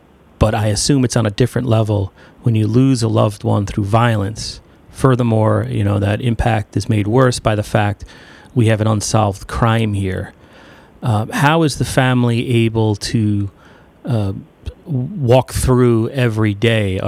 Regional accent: northern Westchester County, New York, United States; I grew up in Lily-White, Westchester County, northern Westchester County, New York, with no crime of to speak of at all.

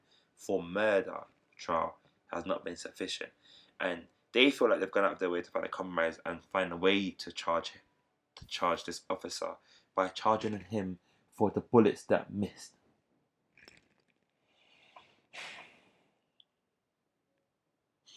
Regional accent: United Kingdom; I'm British still

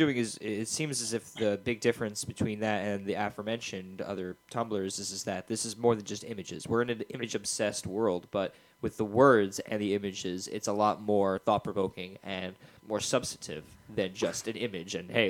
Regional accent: Woodstock, New York, United States; I grew up in Woodstock, New York, and a peaceful town

